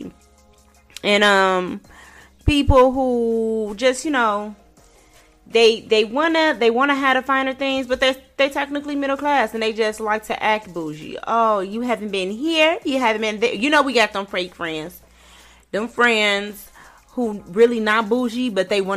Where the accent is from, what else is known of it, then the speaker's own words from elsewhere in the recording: Chicago, Illinois, United States; I grew up in Chicago and I grew up in a hood in Chicago